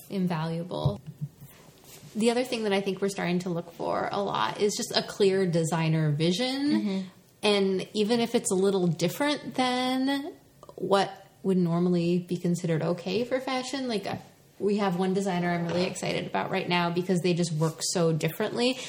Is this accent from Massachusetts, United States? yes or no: yes; the Boston area, Massachusetts, United States; moved away as an adult; now in Philadelphia, United States; I'm from the Boston area, and we moved down here